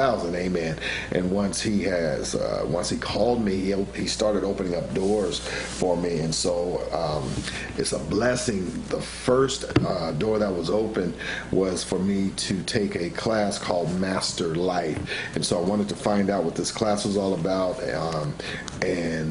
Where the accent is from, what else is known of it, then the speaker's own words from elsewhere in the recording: Santa Ana, California, United States; Born and raised in Santa Ana